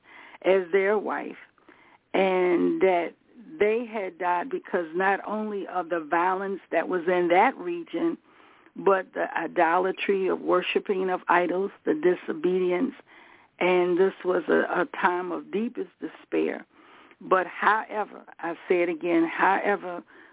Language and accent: English; the South, United States; moved away; we was raised in the South, but we came up north, region of the United States